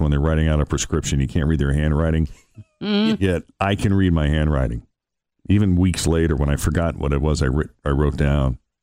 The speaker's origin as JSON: {"language": "English", "town": "Boston", "region": "Massachusetts", "country": "United States", "said": "I'm from Boston."}